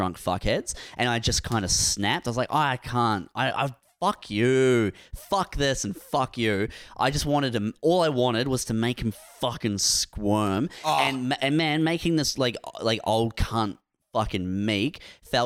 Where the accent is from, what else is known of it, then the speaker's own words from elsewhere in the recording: New Zealand; I'm from New Zealand